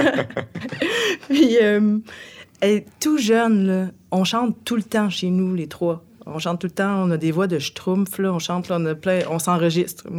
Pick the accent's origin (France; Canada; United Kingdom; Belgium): Canada; Bécancour, Quebec; je viens de Saint-Angèle-de-Laval. C'est situé juste en face euh, de Trois-Rivières